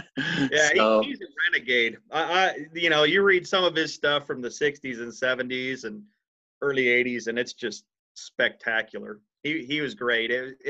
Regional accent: Idaho, United States; I'm from Idaho.

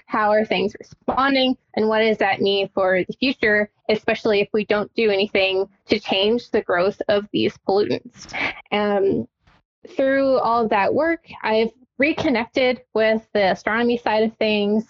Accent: Tucson, Arizona, United States; I'm from Tucson, Arizona

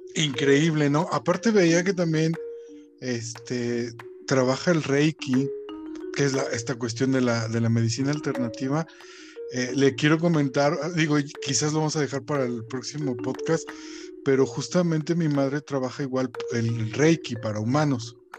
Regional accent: Mexico City, Mexico; moved away as an adult; now in Guanajuato, Mexico; yo soy de la Ciudad de México, me vine a vivir a, Guanajuato

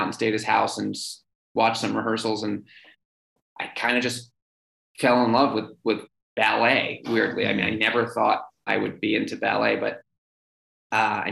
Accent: New York City, New York, United States; growing up in New York City

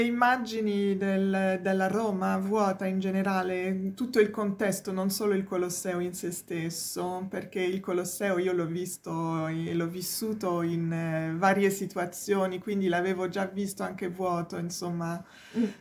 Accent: Provence-Alpes-Côte d'Azur, France; Italian is a second language; moved away as an adult; also born or lived in Paris; now in Rome, Italy; in Francia io sono della Provenza del Sud

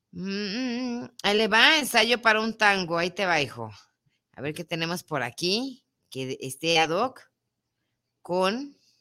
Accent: Mexico; also born or lived in Guadalajara, Jalisco

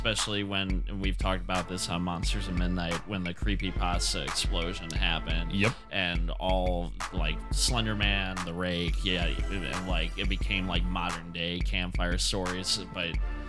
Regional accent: Wisconsin, United States; apparently that story originated like super close to where I grew up in Wisconsin.

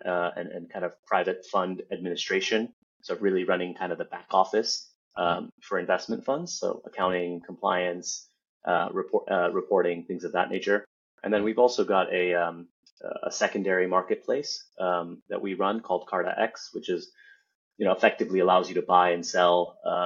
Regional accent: United States; somebody who was born and raised in the U.S.

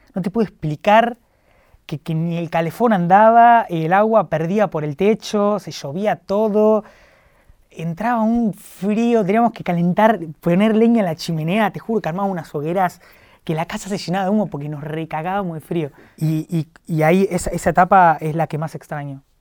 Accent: La Plata, Buenos Aires Province, Argentina; yo soy de La Plata, trabajaba en un kiosco de La Plata

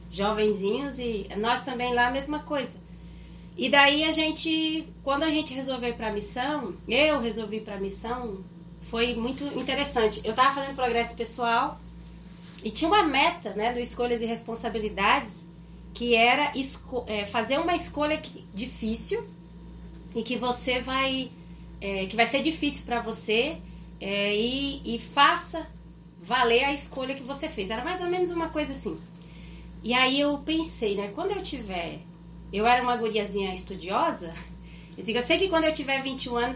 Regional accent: Rondônia, Brazil; moved away as an adult; also born or lived in Minas Gerais / Ouro Preto do Oeste / Ji-Paraná / Porto Velho; now in southern Brazil; sou nascida em Minas Gerais. Minas Gerais. Isso, mas eu fui criada desde os sete anos em Rondônia.

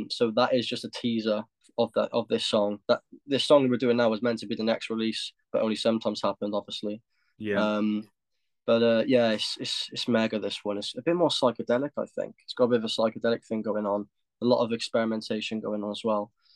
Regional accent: Cardiff, Wales, United Kingdom; we're from Cardiff

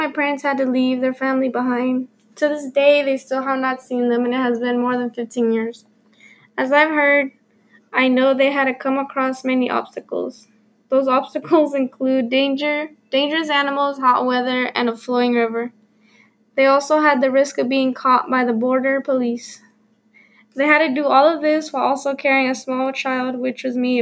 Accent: Concord, North Carolina, United States; also born or lived in Mexico; I have spent most of my life living in Concord, North Carolina

